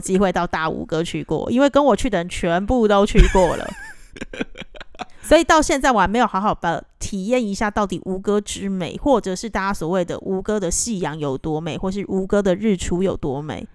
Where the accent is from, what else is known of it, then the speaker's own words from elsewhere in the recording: Taiwan; now in Cambodia; 我们在这边工作这么久的台湾人